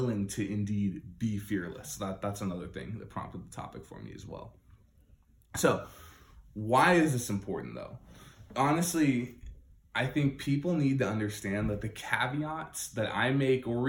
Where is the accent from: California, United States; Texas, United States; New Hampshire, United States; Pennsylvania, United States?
New Hampshire, United States; I was born in New Hampshire